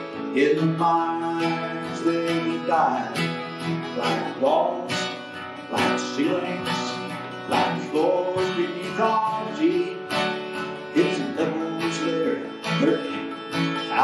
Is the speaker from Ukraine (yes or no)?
no; Springhill, Nova Scotia, Canada; I grew up in Spring, Nova Scotia